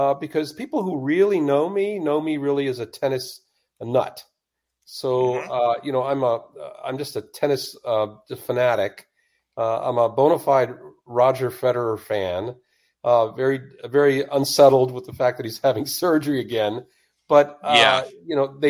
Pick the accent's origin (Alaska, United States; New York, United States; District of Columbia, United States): District of Columbia, United States; Washington; I grew up in the Washington, D.C. area